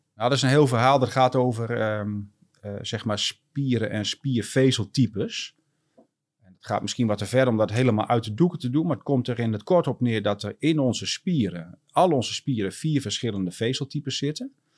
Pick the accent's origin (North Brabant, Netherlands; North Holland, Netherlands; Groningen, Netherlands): Groningen, Netherlands; ik ben eh, geboren en getogen eh, Groninger.